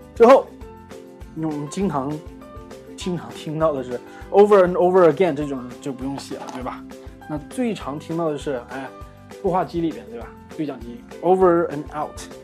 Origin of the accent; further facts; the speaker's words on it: Northeast China, China; 我们东北人